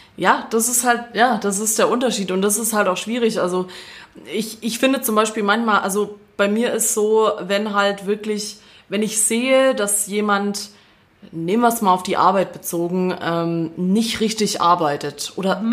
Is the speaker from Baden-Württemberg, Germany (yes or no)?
yes; Swabia, Baden-Württemberg, Germany; accent: Swabian; ich rede weiter Schwäbisch.